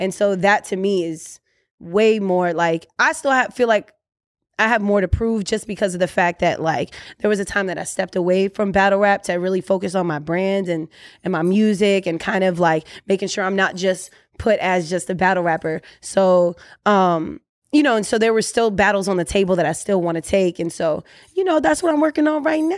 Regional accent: Orlando, Florida, United States

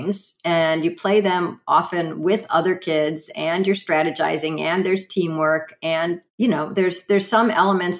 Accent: Chicago, Illinois, United States; I grew up in Chicago

